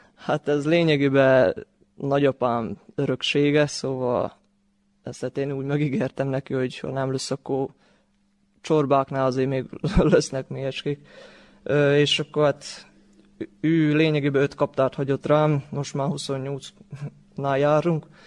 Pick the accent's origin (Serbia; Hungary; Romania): Serbia; Torda, Vojvodina; én itt születtem